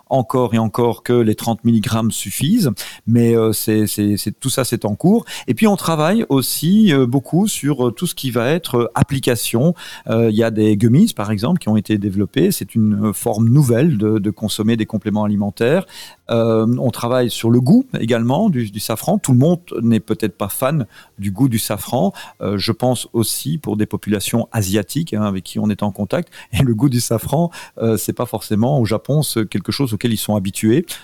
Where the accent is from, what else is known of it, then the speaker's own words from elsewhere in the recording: France; on est français d'abord quand même.